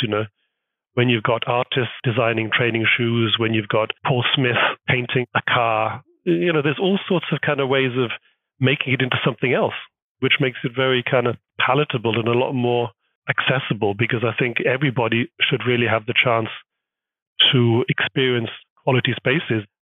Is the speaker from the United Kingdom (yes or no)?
yes; United Kingdom; moved away as an adult; now in Hamburg, Germany; being British is actually really quite a strong identity. Well, up until the Brexit problematic, it was actually pretty good brand being from Great Britain.